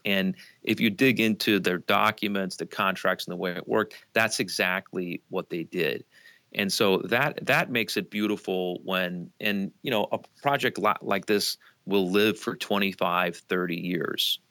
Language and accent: English; outside of Las Vegas, Nevada, United States; moved away; I grew up outside of Las Vegas